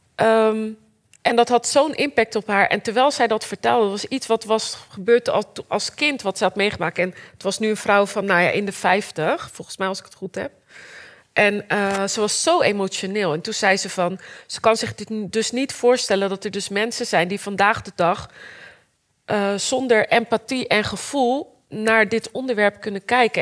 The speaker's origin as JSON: {"language": "Dutch", "town": "Rotterdam", "region": "South Holland", "country": "Netherlands", "said": "Ik kwam uit Rotterdam"}